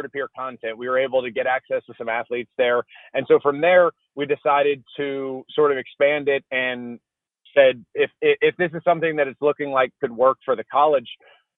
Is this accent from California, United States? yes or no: no; Baton Rouge, Louisiana, United States; moved away; also born or lived in Georgia; I'm originally from Baton Rouge, Louisiana, went to University of Georgia